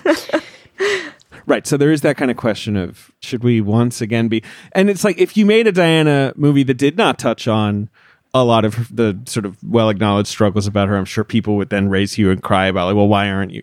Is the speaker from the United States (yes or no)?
no; United Kingdom; moved away; I grew up in Britain